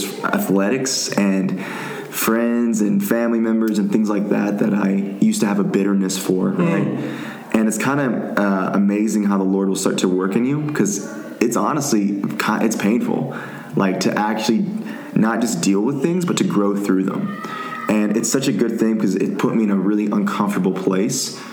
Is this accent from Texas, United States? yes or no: yes; Tyler, Texas, United States; moved away as an adult; now in Dallas, United States; I'm from East Texas, from Tyler, Texas, so it's east from here in Dallas